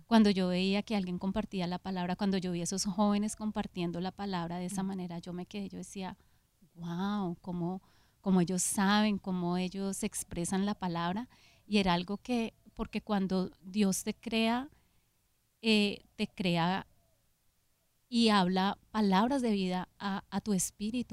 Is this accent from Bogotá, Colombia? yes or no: yes; Bogotá, Colombia; nací en Colombia, en Bogotá